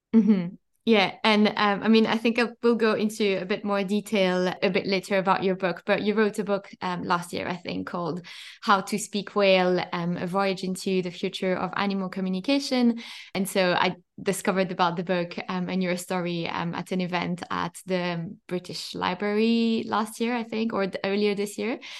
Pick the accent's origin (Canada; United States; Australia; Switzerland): Switzerland; French part of Switzerland, Romandy; born or raised there; now in London, United Kingdom